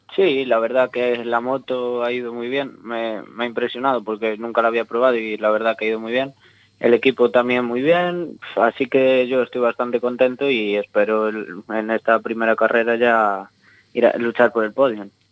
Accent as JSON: {"language": "Spanish", "town": "Abegondo", "region": "Galicia", "country": "Spain", "tie": "born or raised there", "said": "el Concello de Abegondo, de aquí de mi pueblo"}